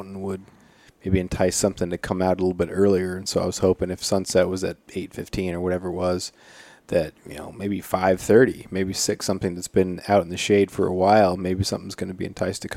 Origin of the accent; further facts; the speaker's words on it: Prince of Wales Island, Alaska, United States; I remember growing up on Prince of Wales